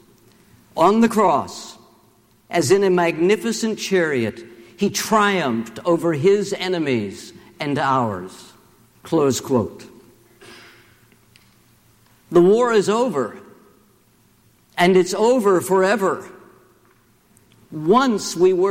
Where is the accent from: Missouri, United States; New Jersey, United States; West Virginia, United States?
West Virginia, United States; Charleston; my hometown of Charleston, West Virginia